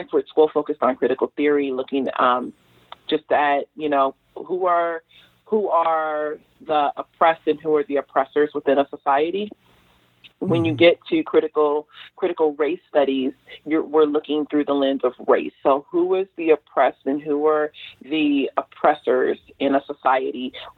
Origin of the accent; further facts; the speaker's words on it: Los Angeles, California, United States; I grew up in South LA. I was there during the riots